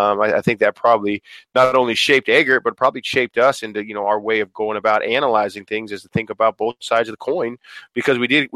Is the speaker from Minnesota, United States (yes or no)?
no; Billings, Montana, United States; I would never trade growing up in Billings, Montana. It was awesome. But at the same time, I'm glad we did have a father from another country, and we did have a mom, a cowgirl that was from a bunch of different states